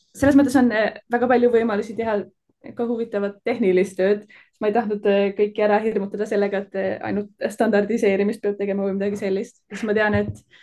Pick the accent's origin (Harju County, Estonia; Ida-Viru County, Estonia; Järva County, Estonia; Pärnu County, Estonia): Harju County, Estonia; Tallinn; now in Delft, Netherlands; ma kasvasin üles Tallinnas